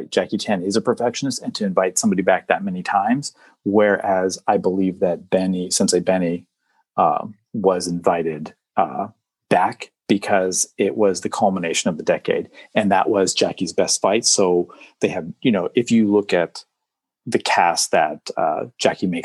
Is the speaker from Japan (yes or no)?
yes; Japan; when I was growing up in {S0} Japan, {S1} and I was watching these films, when I saw Richard, I'm like, I see someone like me.